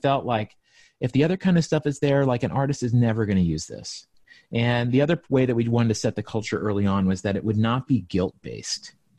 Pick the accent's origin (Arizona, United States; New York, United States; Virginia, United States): Virginia, United States; Appalachia, Southwest; moved away; I grew up in Southwest Virginia, in Appalachia, so, like, in the mountains